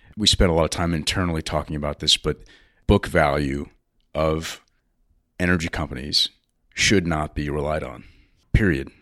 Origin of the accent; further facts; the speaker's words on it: United States; as an American